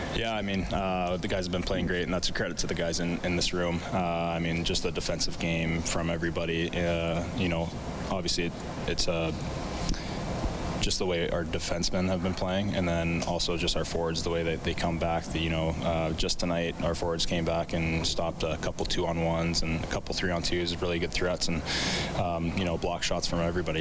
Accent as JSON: {"language": "English", "town": "Edmonton", "region": "Alberta", "country": "Canada", "tie": "born or raised there", "said": "growing up in Edmonton"}